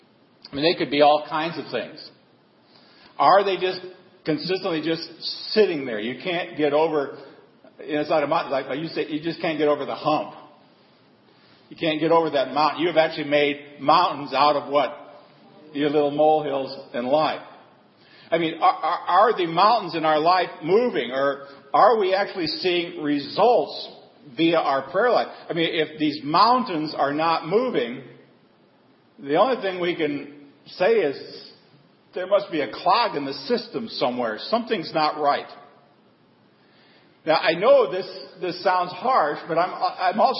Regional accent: Colorado, United States; also born or lived in Denver area; I grew up in, I was born in Colorado. And for a little while I lived near in the Denver area

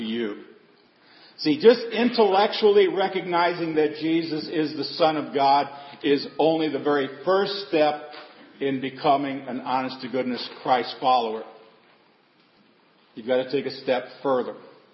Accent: Seward, Nebraska, United States; Growing up in Seward, Nebraska, with my grandfather being the janitor at the church, the school, and the parish hall. Many of you know my grandparents raised me.

